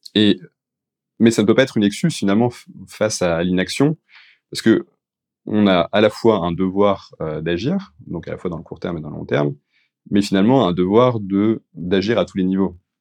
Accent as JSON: {"language": "French", "country": "France", "said": "les, particularités que nous on peut avoir en tant que Français"}